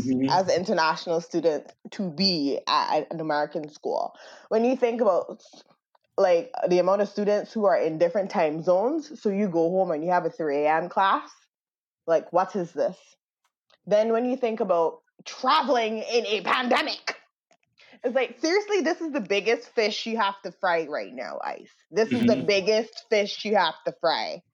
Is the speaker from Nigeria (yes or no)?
no; Barbados; moved away as an adult; now in United States; I came from Barbados to America.